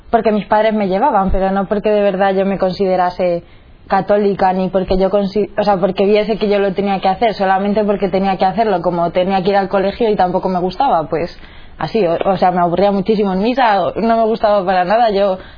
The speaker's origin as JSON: {"language": "Spanish", "town": "Toledo", "region": "Castilla-La Mancha", "country": "Spain", "said": "tengo 20 años, soy de Toledo. Mis padres son como católicos desde siempre y ellos siempre me han educado en la fe católica. Somos seis hermanos."}